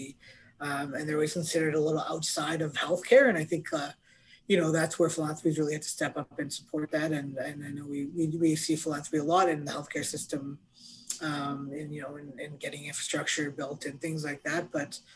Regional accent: Canada; as a Canadian

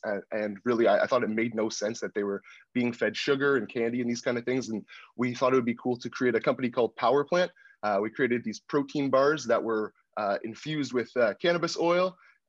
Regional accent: Toronto, Ontario, Canada; also born or lived in Oakville; I am from the suburbs. I grew up in Etobicoke and Oakville, so I never really explored the downtown core.

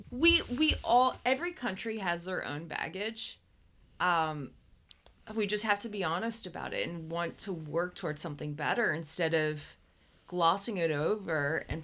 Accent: Northeastern US, United States; Northeastern U.S.

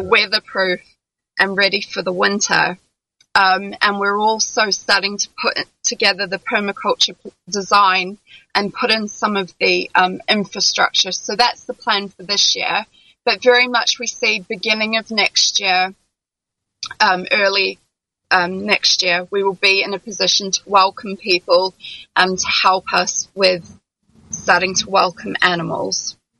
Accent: New Zealand; also born or lived in London; now in France; I'm originally from New Zealand.

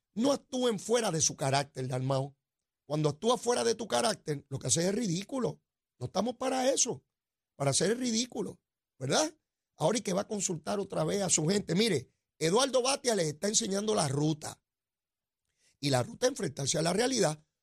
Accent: Puerto Rico; Somos ciudadanos americanos y entramos y salimos cuando nos dé la gana

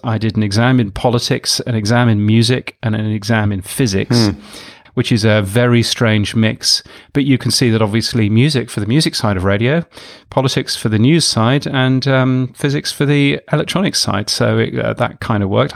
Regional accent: the north of England, United Kingdom; I grew up in England, in the north of England mostly

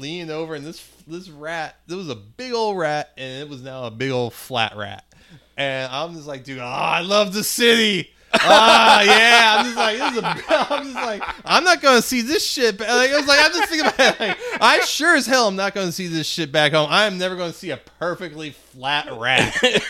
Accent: Spanish Lake, Missouri, United States; the street I grew up on in Spanish Lake has like burned out houses on it now.

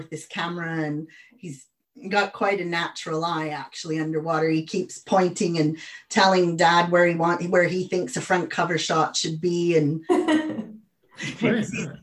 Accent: the Prairies, Canada; moved away as an adult; also born or lived in United States; now in United Kingdom; I'm Canadian, but I lived in the States

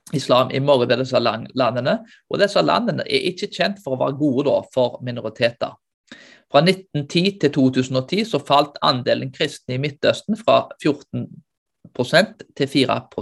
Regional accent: Norway; vi som nordmenn

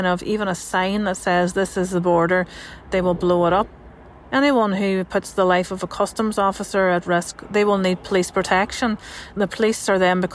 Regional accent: Northern Ireland, United Kingdom; I'm a journalist from Northern Ireland

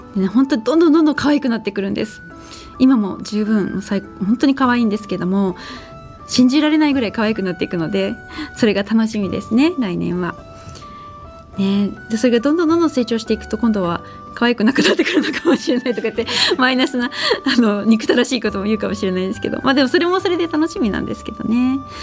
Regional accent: Tokyo, Japan; 生まれて育ったのも東京なんですけど。

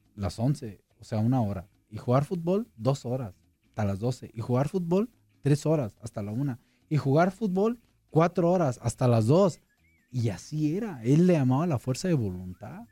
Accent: La Piedad, Michoacán, Mexico; moved away as an adult; also born or lived in Guadalajara; allá en mi tierra, en, en, La Piedad, en Michoacán

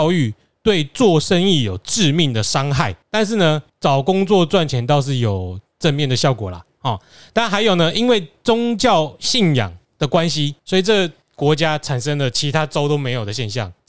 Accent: Taiwan; 更无聊是什么？我台大的，我台湾长大，

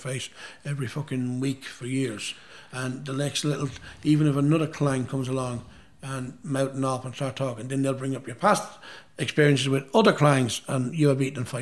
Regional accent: Dundalk, County Louth, Ireland; at a wedding in Dundalk, my hometown.

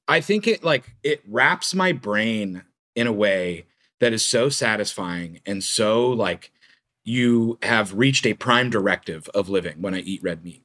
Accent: Lomita, California, United States; I grew up in the South Bay, close to, to Nick. I grew up in Lameda

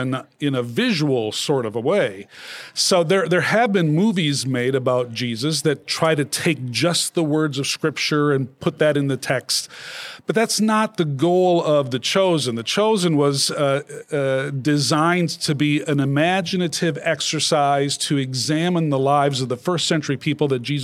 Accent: Minnesota, United States; moved away as an adult; now in Southern California, United States; I'm from Minnesota

